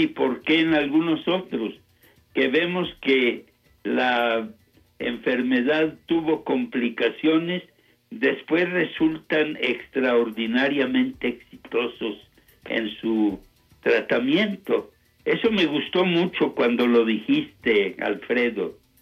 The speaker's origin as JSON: {"language": "Spanish", "town": "Saltillo", "region": "Coahuila", "country": "Mexico", "also_born_or_lived": "Denver, United States / Temple, Texas, United States", "said": "regresé a mi patria, aquí a México, concretamente a mi ciudad Saltillo, el año de 1966"}